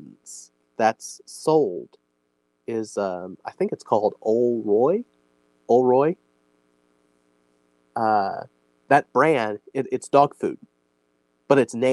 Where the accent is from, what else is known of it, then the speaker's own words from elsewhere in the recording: Illinois, United States; I'm born and raised in Illinois.